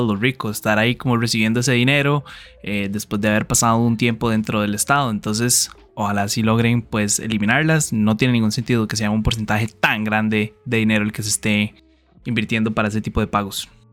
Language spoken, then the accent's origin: Spanish; Costa Rica; como muchos ticos